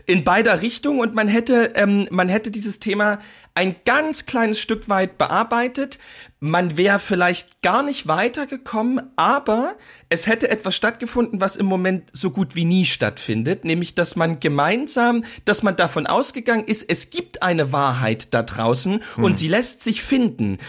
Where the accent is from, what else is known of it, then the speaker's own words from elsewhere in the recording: East Germany, Germany; ich als Ostdeutscher